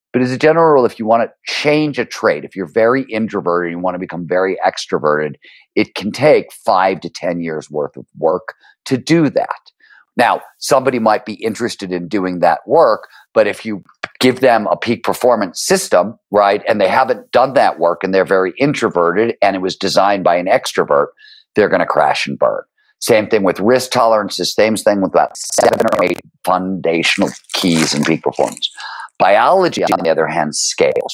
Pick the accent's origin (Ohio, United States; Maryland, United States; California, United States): Ohio, United States; Cleveland; born or raised there